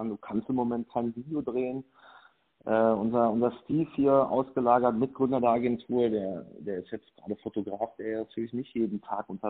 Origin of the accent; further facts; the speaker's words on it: Lüdenscheid, North Rhine-Westphalia, Germany; born there; Okay, ich bin … bin 38 Jahre alt, Familienpapa, gebürtiger Lüdenscheider, Hausbesitzer, Unternehmer und voll leidenschaftlicher Ehrenamtler dieser Stadt.